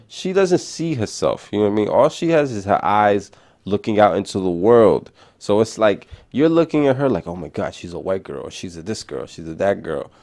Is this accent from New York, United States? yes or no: yes; New York City, New York, United States; accent: New York City; my city accent just to smooth talking fast, New York City shit